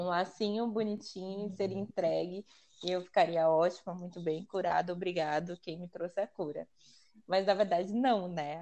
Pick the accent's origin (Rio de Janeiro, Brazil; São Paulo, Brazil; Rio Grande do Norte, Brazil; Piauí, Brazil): São Paulo, Brazil; eu sou daqui de São Paulo, zona noroeste de São Paulo, mais conhecido como Pirituba